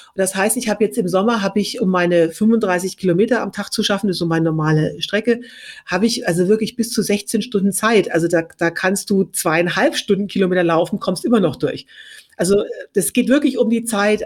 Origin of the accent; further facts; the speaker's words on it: Franconia, Bavaria, Germany; ich komme aus Bayern, genauer gesagt aus Franken